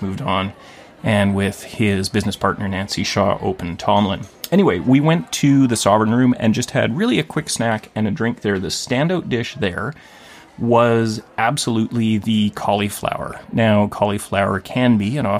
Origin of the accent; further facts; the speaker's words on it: Thunder Bay, Ontario, Canada; also born or lived in Vancouver; now in Gibsons, Canada; my hometown of Thunder Bay